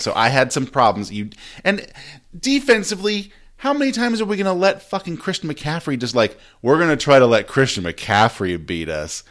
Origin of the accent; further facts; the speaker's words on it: San Diego, California, United States; moved away; So the Chargers left my hometown. I'm from San Diego.